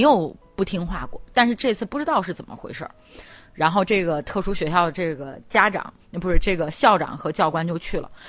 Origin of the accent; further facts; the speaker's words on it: Henan, China; 咱们河南这边儿